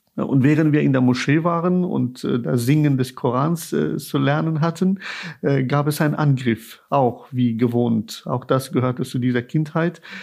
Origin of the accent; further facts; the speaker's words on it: Kabul, Afghanistan; now in Germany; wie ich meine Eltern als Kind in Kabul beim Gebet beobachtet habe